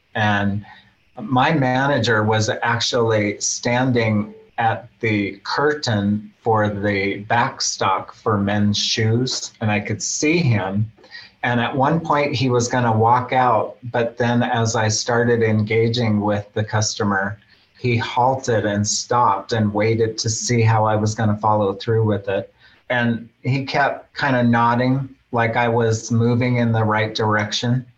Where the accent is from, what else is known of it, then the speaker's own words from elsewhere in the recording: Fairbanks, Alaska, United States; I grew up in Fairbanks from a young child